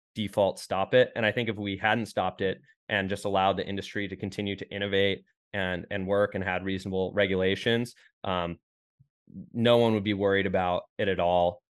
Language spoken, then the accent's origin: English; Rochester, New York, United States; moved away as an adult; now in Austin, United States; I'm from Rochester, New York, Western New York